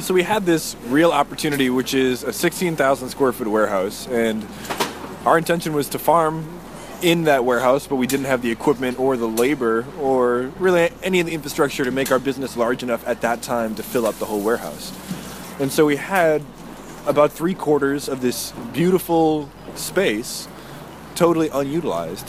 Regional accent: New Hampshire, United States; moved away as an adult; now in San Antonio, United States; I grew up in New Hampshire.

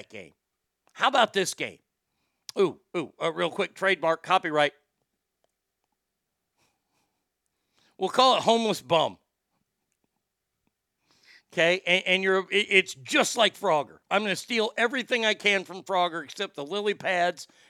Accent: Garland, Texas, United States; Garland, my hometown

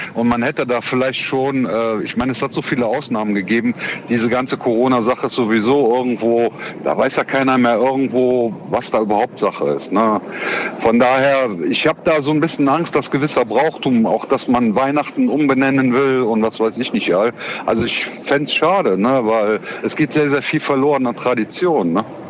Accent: Cologne, North Rhine-Westphalia, Germany; ich komme aus Köln, Köln ist die Hochburg Karneval

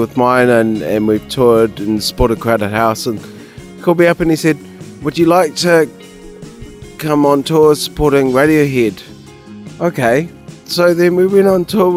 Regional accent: England, United Kingdom; now in Wellington, New Zealand; my father, who's English, I was born in England

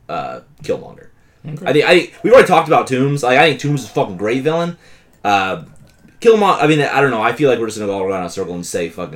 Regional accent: United States; For the record, I'm from White County. I was in Maine.

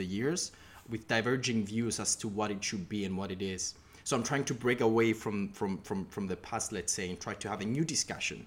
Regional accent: Cyprus; moved away as an adult; now in United Kingdom; I'm originally from Cyprus, but I've been in the UK for the past 5 years for my studies.

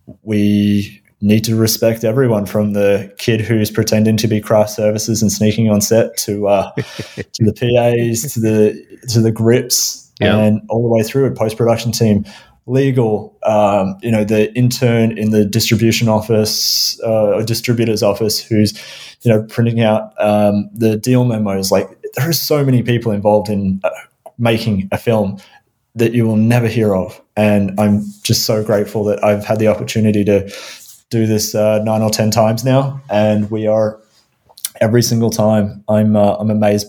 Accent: Melbourne, Victoria, Australia; moved away; also born or lived in Vancouver / Los Angeles; Melbourne, my hometown in Australia

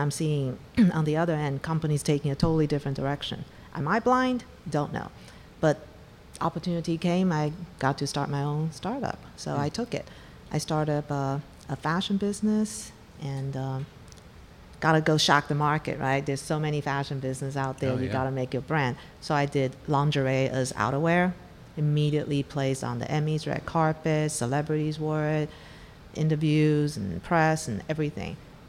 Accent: Taiwan; moved away as an adult; also born or lived in Africa; now in United States; Well, I'm from Taiwan. I grew up in Africa, went back to Taiwan, and then came to the U.S. for my graduate degree.

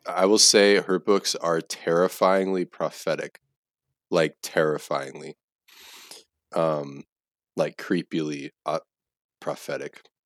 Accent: United States; as an American

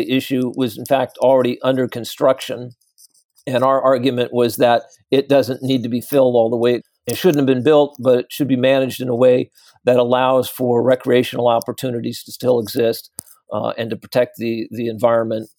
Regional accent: San Jose, California, United States; also born or lived in San Francisco; I grew up in San Jose in the South Bay of the Bay Area.

